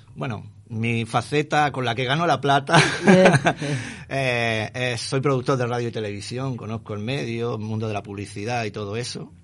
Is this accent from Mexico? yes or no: no; Granada, Andalusia, Spain; moved away as an adult; also born or lived in Buenos Aires, Argentina; now in Montevideo, Uruguay; Soy español y en este orden de Granada, Andalucía, España. Soy granaíno del sur.